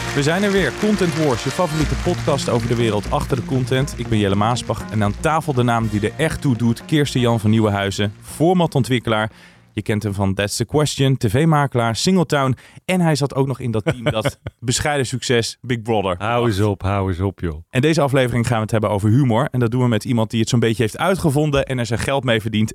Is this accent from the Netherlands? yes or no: yes; Tiel, Gelderland, Netherlands; Ik ben geboren in Tiel